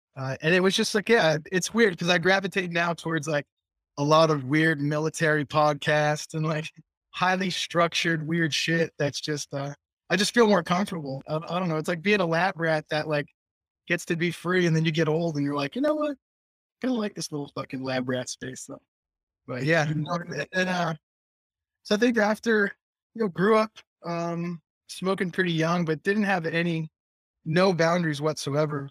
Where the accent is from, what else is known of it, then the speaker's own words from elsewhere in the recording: Taunton, Massachusetts, United States; also born or lived in Newton, Massachusetts / Fall River, Massachusetts; I was born in Taunton